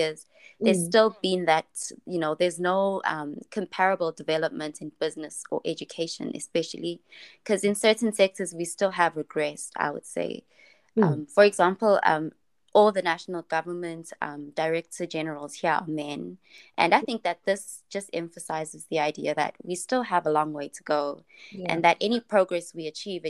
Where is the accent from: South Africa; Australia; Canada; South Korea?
South Africa; my home country, South Africa